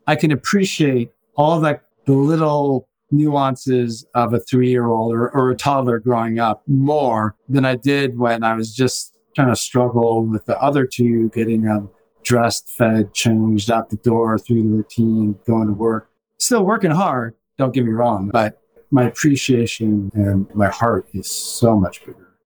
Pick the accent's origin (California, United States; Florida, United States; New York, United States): California, United States; Los Angeles; I grew up in West LA, which is predominantly you know, white.